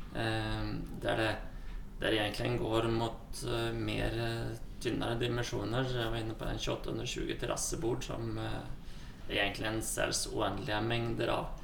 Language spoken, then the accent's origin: Norwegian; Sweden; moved away as an adult; now in Norway; Jeg kommer ursprungelig fra Sverige